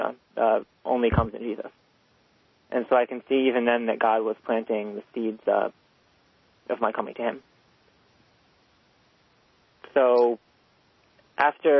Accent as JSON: {"language": "English", "town": "New York City", "region": "New York", "country": "United States", "tie": "born or raised there", "said": "I'm from New York City, and I grew up in a pretty liberal Jewish home"}